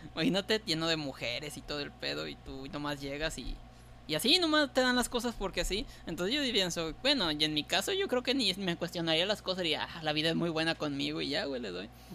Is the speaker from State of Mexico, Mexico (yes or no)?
no; Tampico, Tamaulipas, Mexico; Nosotros, los de los de allá, Tampico